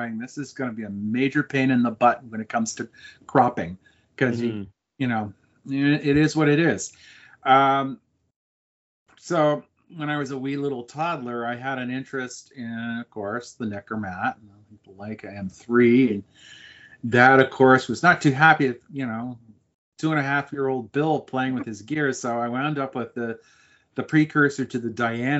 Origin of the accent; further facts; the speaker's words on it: Montreal, Quebec, Canada; I grew up in Montreal